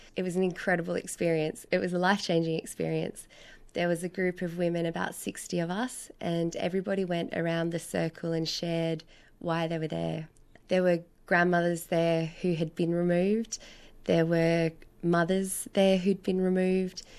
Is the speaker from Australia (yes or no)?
yes; Sydney, New South Wales, Australia; I was born in, in Sydney. I'm originally from Guringai country and my family are from the Blue Mountains